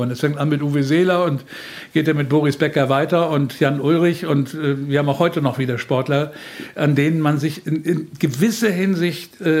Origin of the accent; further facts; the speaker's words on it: Northern Germany, Germany; Ich fand dieses norddeutsche Phlegma, was er hatte, ich bin selber Norddeutscher, kann das gut verstehen.